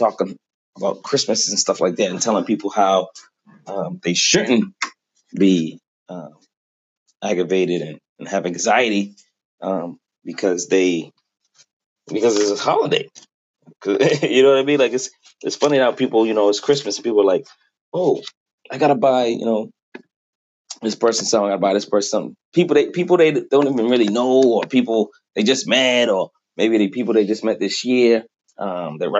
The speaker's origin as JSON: {"language": "English", "town": "Boston", "region": "Massachusetts", "country": "United States", "lives_now": "Quincy, United States", "said": "from Boston. I live in Quincy now"}